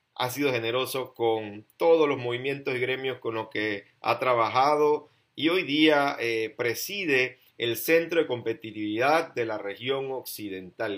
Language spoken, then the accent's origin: Spanish; Chiriquí, Panama; now in Panamá Oeste, Panama; soy chiricano y nací en mi tierra, y eh, siento que como vivo en esta provincia, nuestra provincia de Panamá Oeste